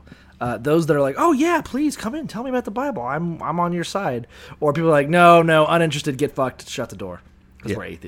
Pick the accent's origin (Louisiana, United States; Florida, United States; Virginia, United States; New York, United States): Florida, United States; Niceville; growing up in Niceville and thereabouts